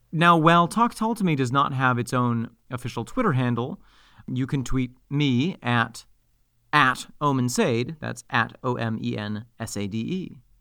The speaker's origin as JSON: {"language": "English", "town": "Mexico", "region": "New York", "country": "United States", "tie": "born or raised there", "said": "my hometown"}